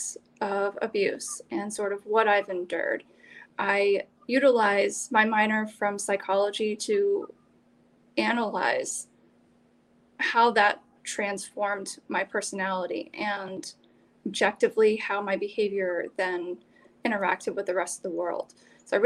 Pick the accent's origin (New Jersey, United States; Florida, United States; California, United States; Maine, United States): Maine, United States; also born or lived in Alaska; So I was born in Alaska and grew up first 5 years of my life with the Army and relocated to Maine when I was five and have lived here ever since